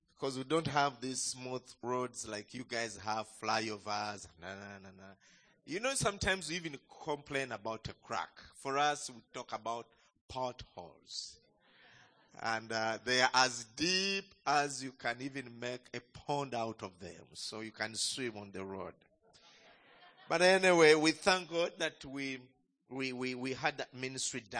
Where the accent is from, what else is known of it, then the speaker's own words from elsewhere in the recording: Uganda; greetings from home, from Uganda